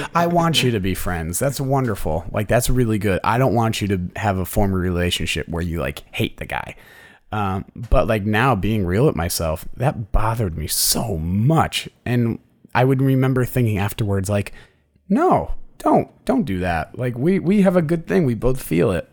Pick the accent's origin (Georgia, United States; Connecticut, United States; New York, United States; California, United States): Connecticut, United States; moved away; i'm from connecticut